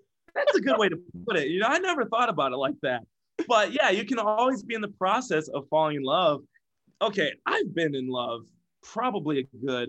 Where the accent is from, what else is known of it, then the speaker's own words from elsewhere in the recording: Iowa, United States; Right, that's the Quad Cities. We're from Iowa, you know, corny cows.